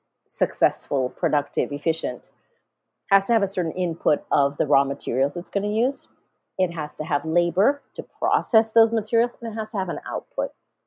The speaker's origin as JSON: {"language": "English", "country": "India", "said": "not only because I'm Indian, but because I'm a scientist, I like it because it works."}